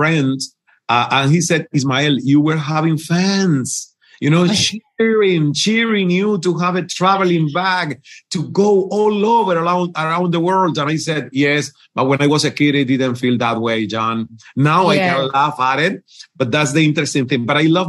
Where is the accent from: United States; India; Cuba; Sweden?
Cuba; first language Spanish; English is a second language; moved away as an adult; also born or lived in Toronto, Canada; I learned English when I was already 29 and I got from Cuba to Toronto.